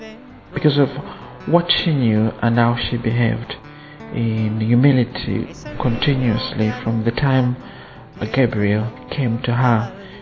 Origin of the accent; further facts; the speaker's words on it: Zambia; I come from Zambia.